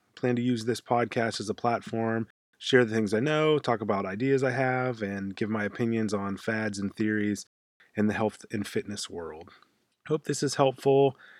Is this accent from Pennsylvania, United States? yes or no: yes; Pittsburgh, Pennsylvania, United States; now in Portland, United States; I'm originally from Pittsburgh, Pennsylvania